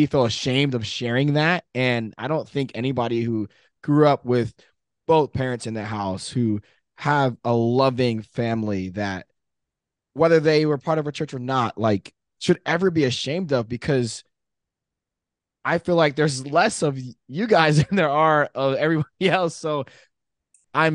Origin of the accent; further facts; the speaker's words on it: Chambersburg, Pennsylvania, United States; now in San Diego, United States; I currently live in San Diego, but Tony and I went to high school together, so I'm from Chambersburg